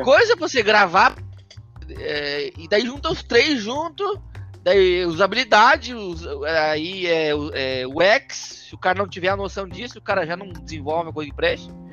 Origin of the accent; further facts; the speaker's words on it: Florianópolis, Santa Catarina, Brazil; sou brasileiro, né, aqui do Sul, Floripa.